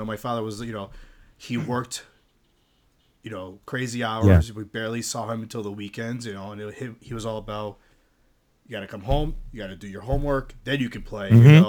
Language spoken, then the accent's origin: English; Greece; I'm from Greece, you know, my parents are like that old school European.